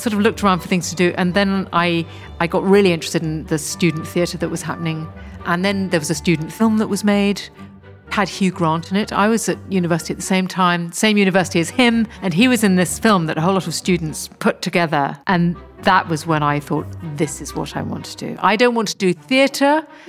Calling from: South East England, United Kingdom; I'm speaking from West Sussex, which is about 50 miles sort of southwest of London.

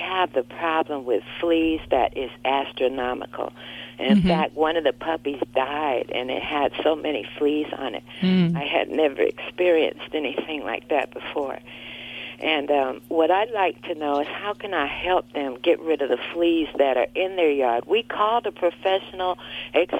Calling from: Torrance, California, United States; I am calling from Torrance, California.

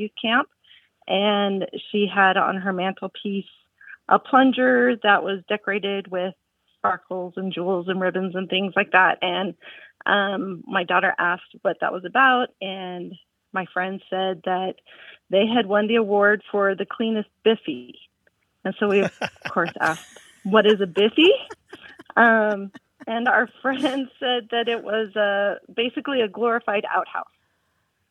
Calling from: Tucson, Arizona, United States; I'm calling from Tucson, Arizona.

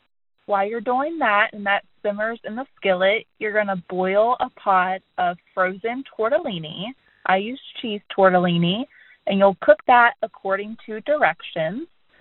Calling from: Martins Ferry, Ohio, United States; I'm calling from Martins Ferry, Ohio.

